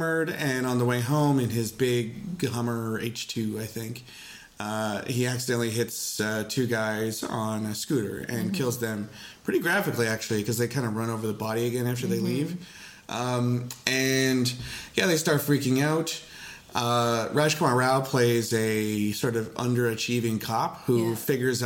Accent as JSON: {"language": "English", "country": "Canada", "said": "I'm a Canadian"}